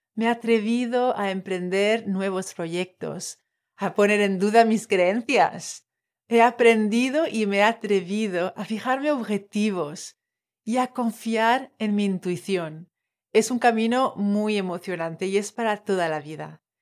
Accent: French Polynesia; Spanish is a second language; moved away as an adult; now in Valencia, Spain; soy de Tahití, de ahí el acento

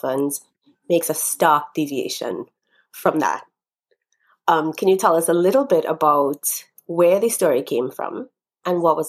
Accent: Trinidad & Tobago; moved away; We were all born and raised in Trinidad

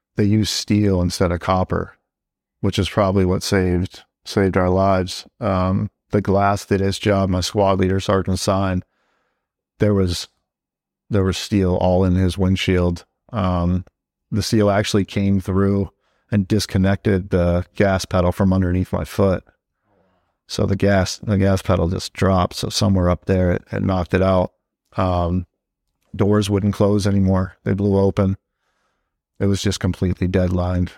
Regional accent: Southern New Hampshire, United States; moved away as an adult; also born or lived in Nashua, New Hampshire / Hudson, New Hampshire / Merrimack, New Hampshire / Manchester, New Hampshire; now in Fort Drum, United States; I'm from Southern New Hampshire, um, city right on the border of Massachusetts, Nashua, New Hampshire. Um, grew up there for a little while, uh, then we moved over to the town next, next to it, Hudson, and then I went to high school in Merrimack, New Hampshire

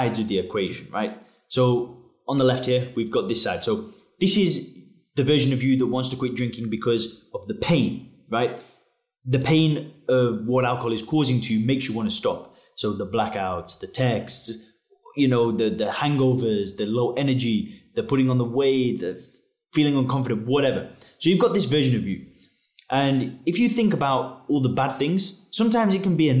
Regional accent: England, United Kingdom; moved away as an adult; now in Chiang Mai, Thailand; I live in Chiang Mai, Thailand. I'm originally from England.

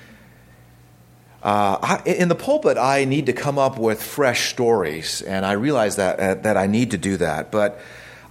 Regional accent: Southern California, United States; I grew up in Southern California where we don't have toll roads

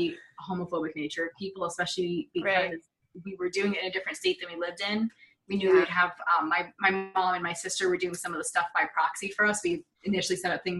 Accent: Massachusetts, United States; I'm from Massachusetts. It's the first state to recognize our marriages.

